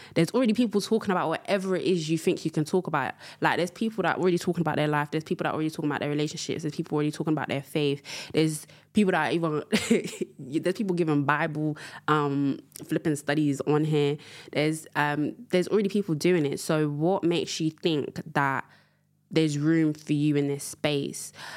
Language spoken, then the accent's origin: English; London, United Kingdom; also born or lived in Angola; I am from London town.